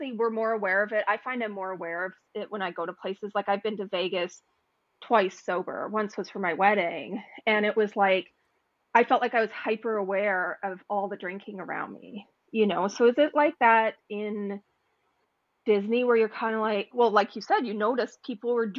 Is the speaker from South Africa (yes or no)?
no; Canada; I came from Canada where you can't drink in the street